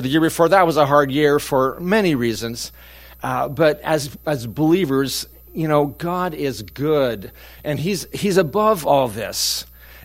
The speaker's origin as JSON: {"language": "English", "town": "Prosser", "region": "Washington", "country": "United States", "tie": "born or raised there", "said": "I was born in Prosser."}